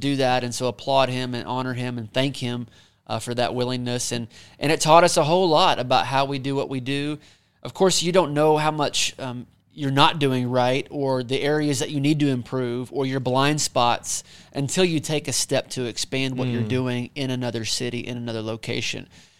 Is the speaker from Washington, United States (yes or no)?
no; Pryor, Oklahoma, United States; Yeah, well, I'm from Pryor, which is right down the road from Tulsa. So Tulsa was the big city for me growing up.